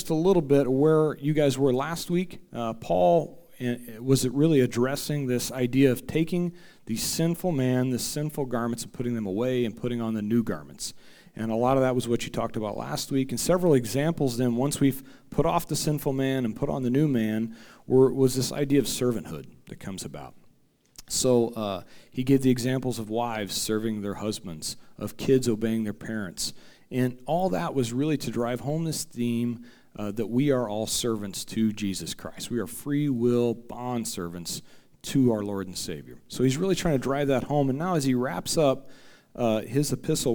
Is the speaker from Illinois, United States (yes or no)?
yes; Central Illinois, United States; moved away as an adult; also born or lived in Farmington; I am actually originally from Central Illinois, so my wife and I just 2 years ago moved to the Parkland